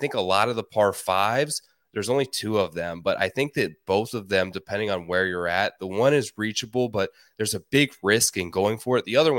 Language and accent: English; New York, United States; Familiar with Northeast golf, you know, growing up in New York.